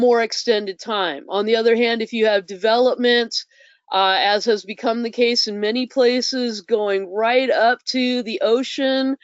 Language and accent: English; Southern California, United States; moved away; I grew up in Southern California, biking distance to the beach